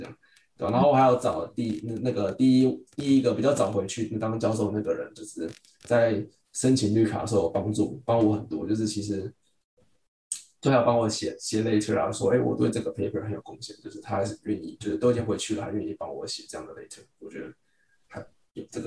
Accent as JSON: {"language": "Chinese", "country": "Taiwan", "lives_now": "United States", "said": "我们在就是从台湾来到美国，然后需要分组跟团队合作的时候"}